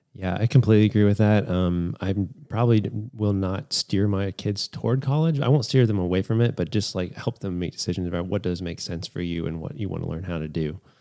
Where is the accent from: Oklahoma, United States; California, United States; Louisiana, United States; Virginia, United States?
Virginia, United States; Lynchburg; I just decided to stay in my hometown at the time, which was Lynchburg